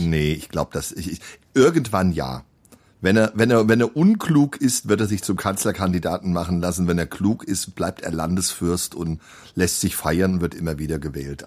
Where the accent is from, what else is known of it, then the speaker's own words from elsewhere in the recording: Central Hesse, Germany; wir Mittelhessen